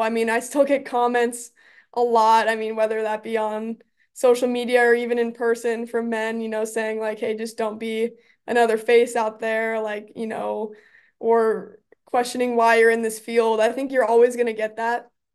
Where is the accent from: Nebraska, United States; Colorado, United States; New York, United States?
Nebraska, United States; Omaha; growing up in Omaha as a Creighton basketball fan